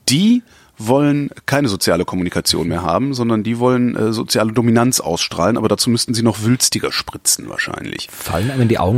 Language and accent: German; Cologne, North Rhine-Westphalia, Germany; da, wo ich herkomme, also ja. Köln